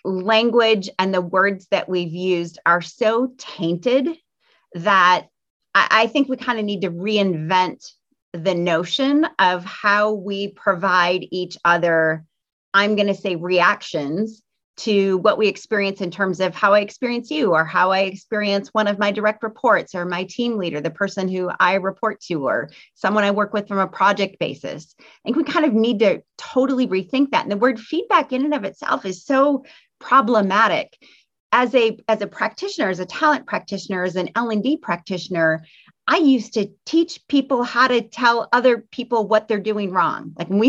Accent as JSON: {"language": "English", "region": "Midwest", "country": "United States", "said": "I'm from the Midwest, so I'm a little bit Midwest nice."}